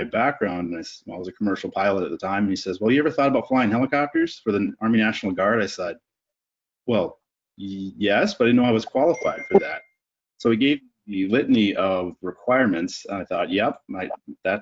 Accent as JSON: {"language": "English", "country": "Canada", "also_born_or_lived": "Alaska", "moved": "as an adult", "lives_now": "United States", "said": "I learned to fly instead of getting a college education up in Canada"}